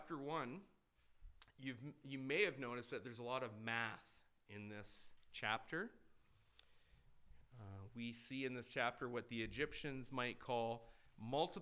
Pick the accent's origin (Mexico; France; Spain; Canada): Canada; moved away; growing up in Canada